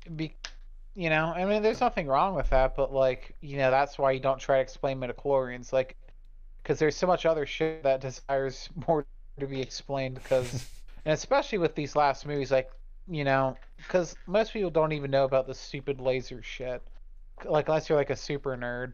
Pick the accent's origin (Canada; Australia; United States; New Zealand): United States; I was born in America